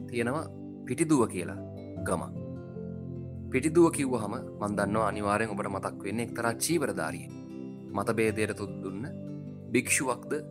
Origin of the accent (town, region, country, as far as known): Sri Lanka; also born or lived in Colombo